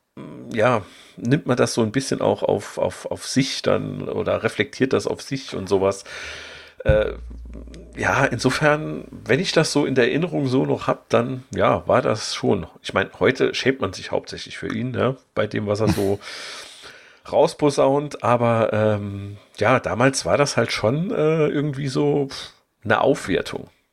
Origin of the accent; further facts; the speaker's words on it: Saarland, Germany; als Saarländer hängt man irgendwie schon so an seinen Leuten